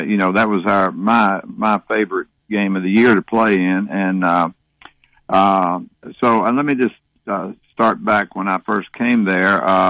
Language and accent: English; western Kentucky, United States; moved away as an adult; also born or lived in Tennessee; Well, I grew up in a small town in western Kentucky